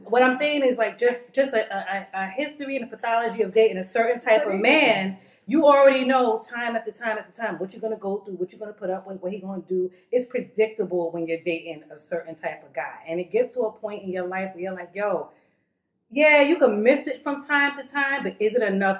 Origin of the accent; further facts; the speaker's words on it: New York City, New York, United States; I'm from Brooklyn.